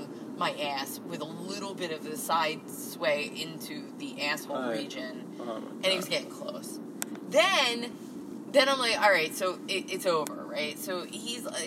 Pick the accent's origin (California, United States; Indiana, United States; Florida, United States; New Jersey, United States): New Jersey, United States; Jersey City; I'm from Jersey City